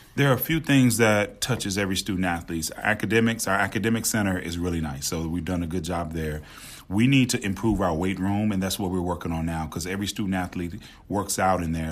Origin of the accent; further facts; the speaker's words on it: Memphis, Tennessee, United States; also born or lived in Winston-Salem, North Carolina; now in New Orleans, United States; I'm from Memphis